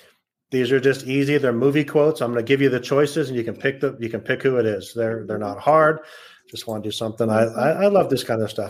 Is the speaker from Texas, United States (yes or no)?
no; Southern California, United States; I'm from Southern California, so that's even more weird.